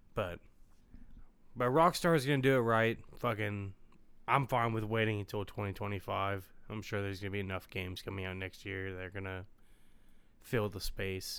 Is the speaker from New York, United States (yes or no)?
no; Ohio, United States; We're from Ohio